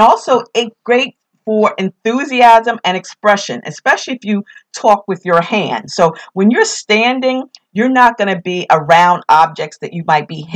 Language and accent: English; New York, United States; accent: New York; my New York accent